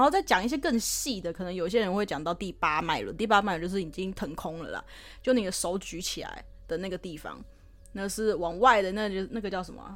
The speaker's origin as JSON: {"language": "Chinese", "country": "Taiwan", "said": "自己身为台湾人"}